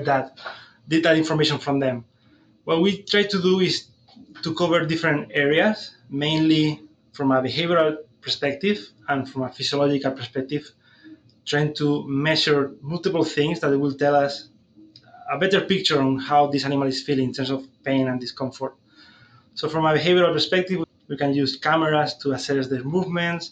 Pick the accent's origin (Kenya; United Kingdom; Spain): Spain; moved away as an adult; also born or lived in Lethbridge, Canada; now in Saskatoon, Canada; I'm originally from Spain, where I did my vet degree, my master's